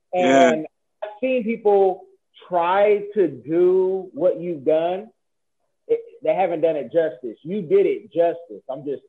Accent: the Bay Area, California, United States; You know, I'm from the Bay.

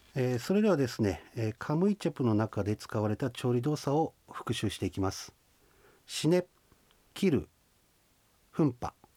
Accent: Shinhidaka, Hokkaido, Japan; accent: Shizunai dialect (Ainu); 静内方言静内に住んでおりますので静内方言を使っている

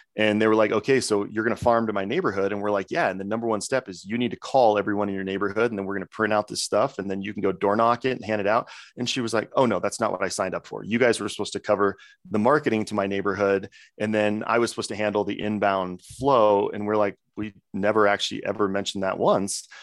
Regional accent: Coeur d'Alene, Idaho, United States; moved away; my home city, Coeur d'Alene, Idaho

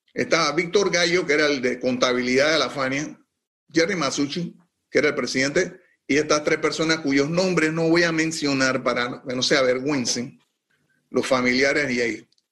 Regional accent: Panama; moved away as an adult; also born or lived in New York; como panameño

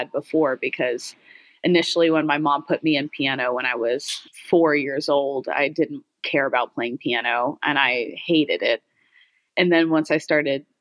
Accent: Houston, Texas, United States; also born or lived in Santa Barbara; we grew up in Atascocito, which is kind of between Humble and Kingwood. It's the suburban area in Houston.

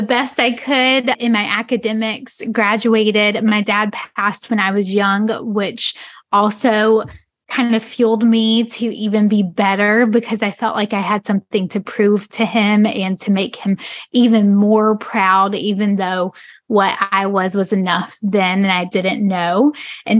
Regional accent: rural North Carolina, United States; I grew up in North Carolina, in the middle of the state, smack dab in the middle of the state, rural North Carolina

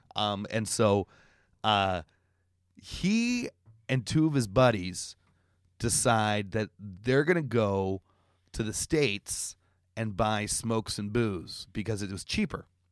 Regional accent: Canada; moved away; I'm Canadian.

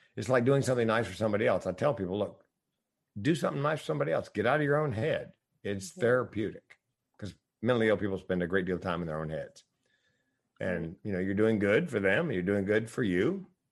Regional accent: the South, United States; I'm from the South

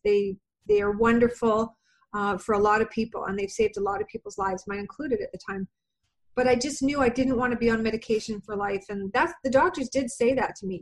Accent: Canada; I am from Canada

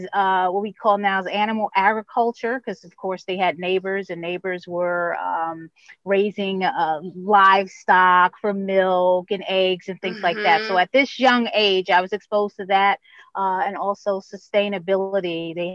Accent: New York, United States; now in Baltimore, United States; when you think Baltimore, and I'm coming from New York, I'm like, oh, wow, Baltimore, The Wire

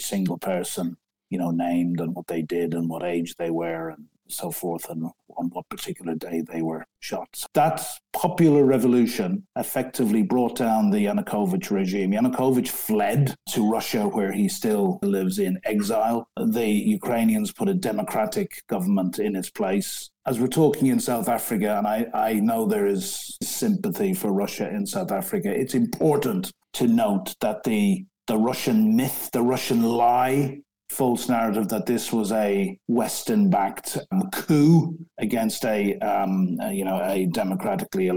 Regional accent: Ireland; moved away as an adult; now in London, United Kingdom

